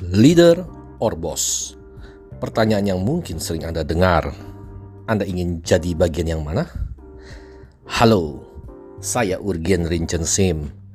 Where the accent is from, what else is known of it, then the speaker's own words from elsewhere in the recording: Palembang, South Sumatra, Indonesia; Saya lahir di Palembang sebuah kota yang indah dan kaya sejahtera di Sumatera Selatan